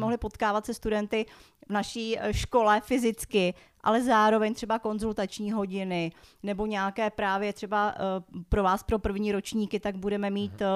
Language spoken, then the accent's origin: Czech; Prague, Czechia; Já jsem přímo z Prahy, takže já jsem se v Praze narodila, žiju tady celý život.